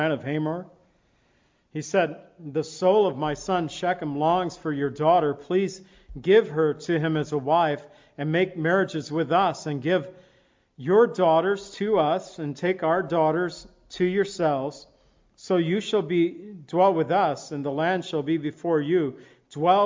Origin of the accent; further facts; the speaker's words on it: Zion, Illinois, United States; moved away as an adult; also born or lived in California; my hometown, Zion, Illinois